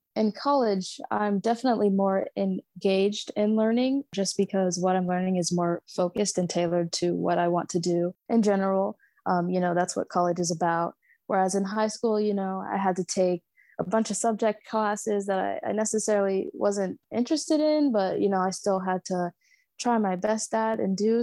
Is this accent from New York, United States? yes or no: no; Savannah, Georgia, United States; I grew up in Savannah, so SCAD is everywhere all around the city